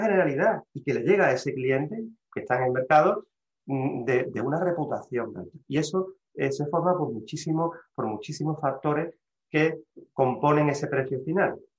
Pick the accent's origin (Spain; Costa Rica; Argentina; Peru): Spain; Seville, Andalusia; soy un abogado sevillano